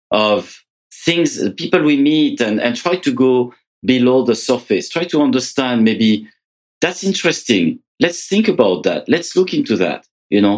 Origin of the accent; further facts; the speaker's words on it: France; moved away as an adult; now in Canada; I was born in France. I came to Canada about 30 years ago